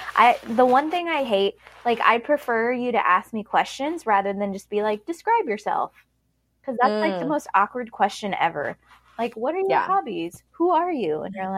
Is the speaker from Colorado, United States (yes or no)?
yes; Colorado Springs, Colorado, United States; now in Charleston, United States; I'm originally from Colorado Springs. I currently live in Charleston, South Carolina because my husband is Air Force and we are currently stationed here.